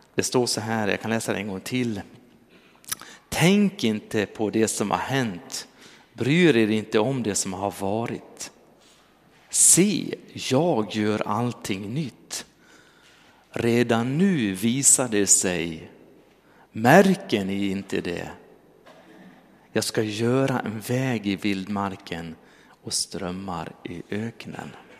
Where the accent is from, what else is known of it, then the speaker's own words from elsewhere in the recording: Dalarna County, Sweden; moved away; jag kom från Dalarna